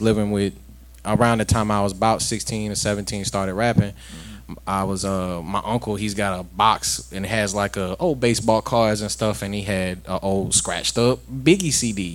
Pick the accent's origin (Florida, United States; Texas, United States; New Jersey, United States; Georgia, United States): Florida, United States; Pensacola; I was born and raised out here